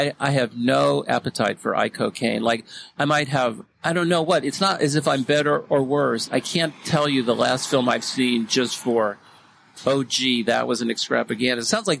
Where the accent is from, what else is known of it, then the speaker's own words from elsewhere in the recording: the Bay Area, California, United States; now in Seattle, United States; I grew up in the Bay Area.